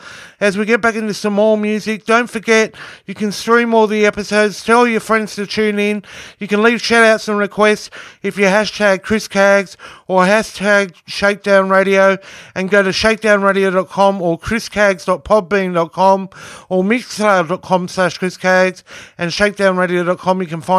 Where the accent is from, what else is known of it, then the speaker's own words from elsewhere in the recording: Sydney, New South Wales, Australia; my hometown of Sydney, Australia.